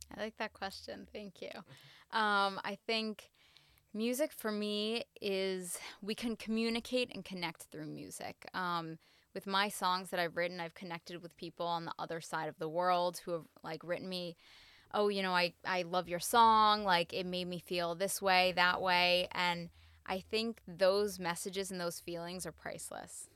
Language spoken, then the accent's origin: English; United States; I'm half Latin, I'm American